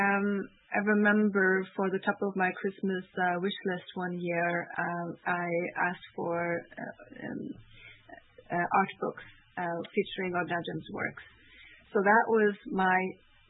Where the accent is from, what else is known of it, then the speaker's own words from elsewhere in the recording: Norway; moved away; also born or lived in Canada; I would come to Norway, which is my home country, for summer vacation